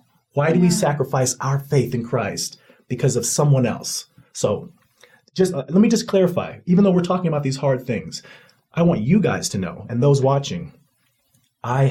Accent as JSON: {"language": "English", "country": "United States", "said": "I'm not leaving my country. Mm-hmm. I love my country"}